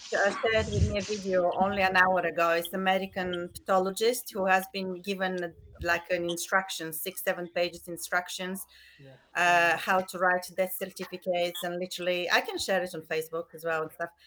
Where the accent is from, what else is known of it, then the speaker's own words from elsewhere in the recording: Bulgaria; moved away; I'm originally from Bulgaria